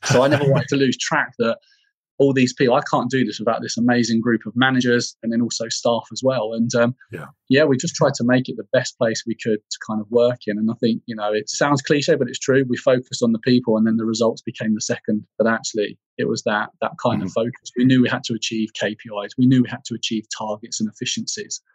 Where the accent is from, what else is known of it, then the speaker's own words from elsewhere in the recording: Bedfordshire, East of England, United Kingdom; for me, um, home was in Bedfordshire in the UK